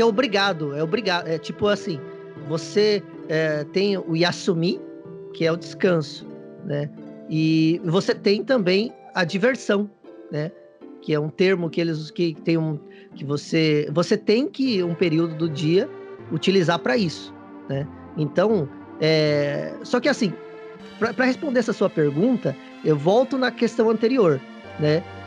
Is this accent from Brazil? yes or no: yes; Brazil; now in Japan; eu sou brasileiro